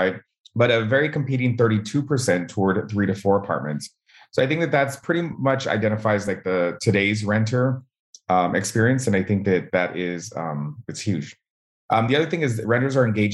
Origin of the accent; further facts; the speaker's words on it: Southern California, United States; We're from Southern California